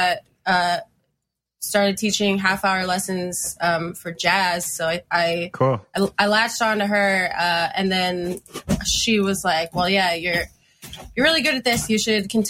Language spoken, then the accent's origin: English; Fort Lauderdale, Florida, United States; moved away as an adult; also born or lived in Orlando; now in Philadelphia, United States; growing up in Fort Lauderdale